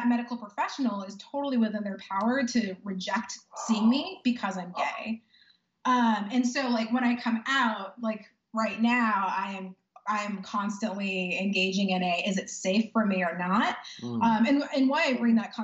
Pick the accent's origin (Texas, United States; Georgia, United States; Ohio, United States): Texas, United States; Dallas; I grew up in far north Dallas and went to PISD public schools